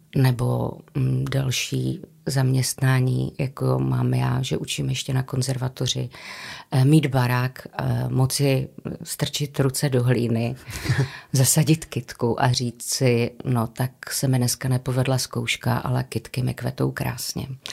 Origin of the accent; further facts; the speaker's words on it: Karviná, Moravian-Silesian Region, Czechia; also born or lived in Havířov; jsem rodačka z Karviné a od deseti let jsem žila v Havířově